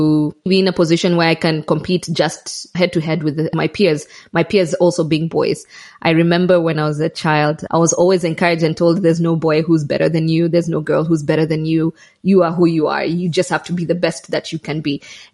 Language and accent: English; Kenya; moved away as an adult; now in Malawi; I grew up in Kenya. I did my primary. Yes, I did my primary, secondary and university in Kenya.